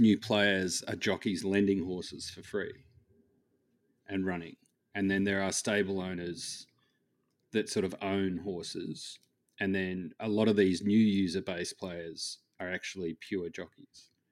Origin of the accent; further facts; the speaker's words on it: Australia; I am Australian